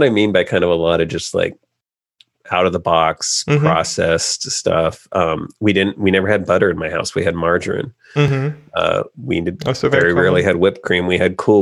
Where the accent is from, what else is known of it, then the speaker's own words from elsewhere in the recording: California, United States; I grew up in California